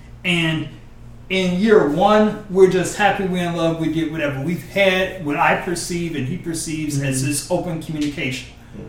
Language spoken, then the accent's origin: English; Detroit, Michigan, United States; I'm the oldest of five, I grew up in Detroit, well, whatever.